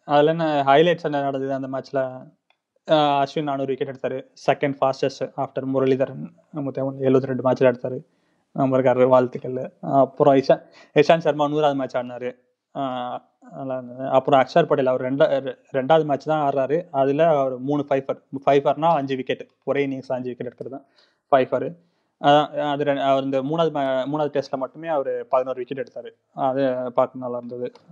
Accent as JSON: {"language": "Tamil", "town": "Chennai", "region": "Tamil Nadu", "country": "India", "tie": "born or raised there", "also_born_or_lived": "Vaiyakulathur, Sivaganga district", "moved": "as an adult", "lives_now": "Rome, Italy", "said": "நான் பிறந்து வளர்ந்ததெல்லாம் சென்னையில்"}